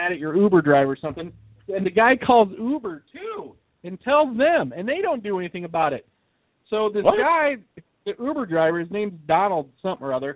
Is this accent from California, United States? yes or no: no; Indiana, United States; my hometown of Indiana